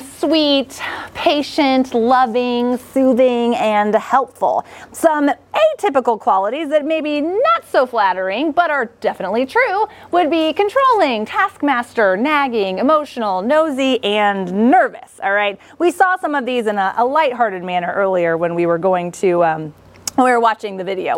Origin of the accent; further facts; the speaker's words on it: Kansas, United States; I grew up in Kansas, and I have three sisters